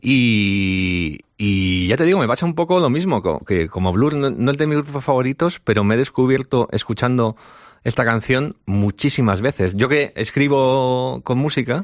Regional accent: San Sebastián, Basque Country, Spain; soy de Donosti

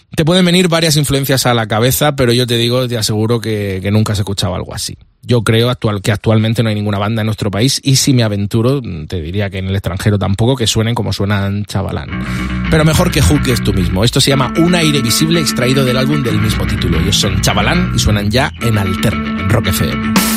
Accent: Vega Baja del Segura, Valencian Community, Spain; moved away; llegamos hasta mi tierra, la Vega Baja del Segura. Orgulloso de ser de allí

